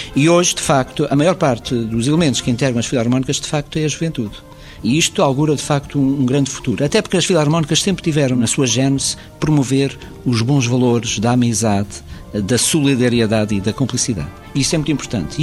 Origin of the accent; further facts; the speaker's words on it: Azores, Portugal; nós temos aqui nos Açores as filarmónicas